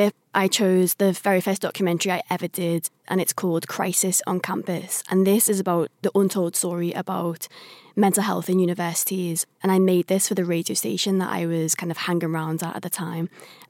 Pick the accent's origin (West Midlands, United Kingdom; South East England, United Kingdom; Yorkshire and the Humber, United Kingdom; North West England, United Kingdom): North West England, United Kingdom; Liverpool; from Liverpool.